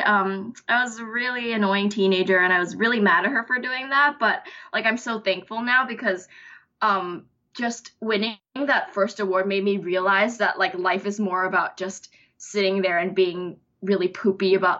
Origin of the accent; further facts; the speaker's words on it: Bangkok, Thailand; moved away as an adult; I'm from Thailand, Bangkok